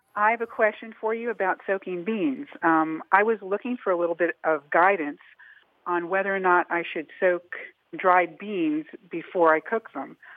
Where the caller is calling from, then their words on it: Atlanta, Georgia, United States; I'm calling from Atlanta